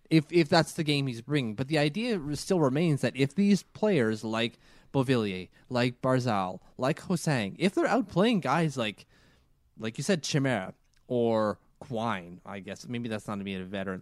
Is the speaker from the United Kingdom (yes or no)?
no; Canada; I'm too Canadian.